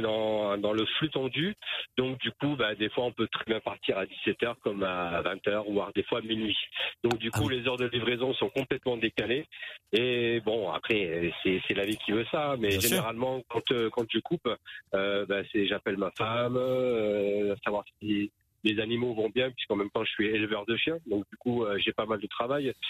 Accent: Toulouse region, Occitania, France; Je suis de la région de Toulouse.

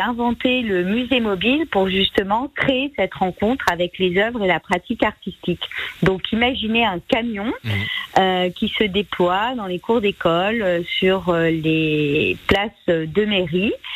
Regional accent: Auvergne-Rhône-Alpes, France; quand j'étais petite, j'habitais en Auvergne dans une zone très rurale

